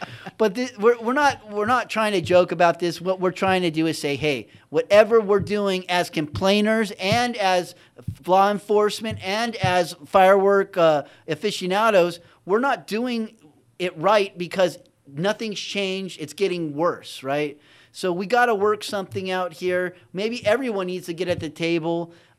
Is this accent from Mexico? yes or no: yes; Mexico; now in United States; And I grew up partially in Mexico, but we had everything.